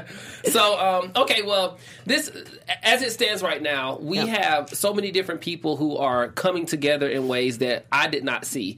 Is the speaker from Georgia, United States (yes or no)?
yes; Atlanta, Georgia, United States; that's what we say in Atlanta.